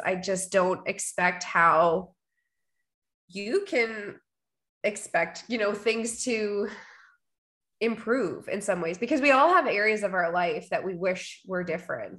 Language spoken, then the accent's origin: English; Winnipeg, Manitoba, Canada; I am a Canadian girl. I am from Winnipeg, born and raised, living in the prairies